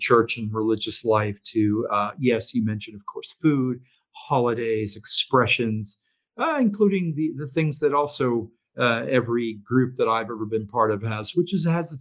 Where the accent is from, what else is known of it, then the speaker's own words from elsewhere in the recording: Maine, United States; moved away; we had a minister in my hometown in Maine